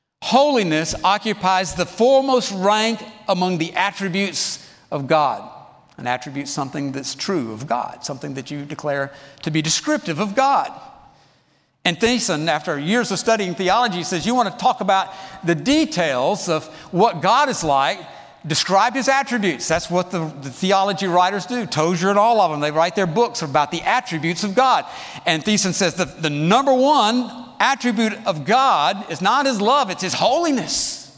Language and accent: English; College Park, United States; The church I grew up in College Park, had a little chapel about the size of this seating area over here.